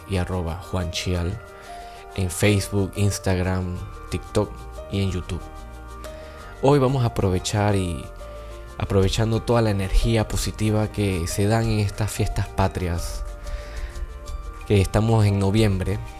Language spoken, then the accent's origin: Spanish; Panama; nos vamos a dar cuenta que los dos somos panameños